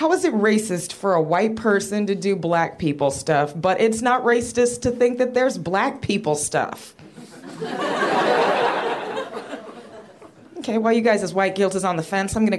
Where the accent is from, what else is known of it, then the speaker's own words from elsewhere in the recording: Rio Grande Valley, Texas, United States; I got called sassy a whole lot when I was growing up. I was the only black kid. I'm from the Rio Grande Valley